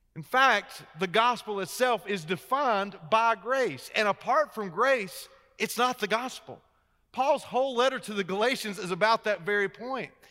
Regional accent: Wilmington, North Carolina, United States; I am a native of North Carolina. In fact, I grew up uh, on the coast. I grew up in Wilmington down by the beach

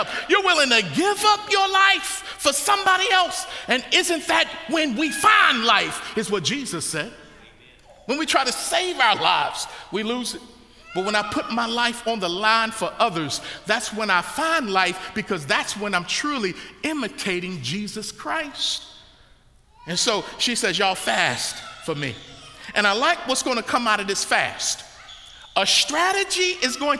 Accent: Baltimore, Maryland, United States; when I was growing up in Baltimore, Maryland, we had to be street

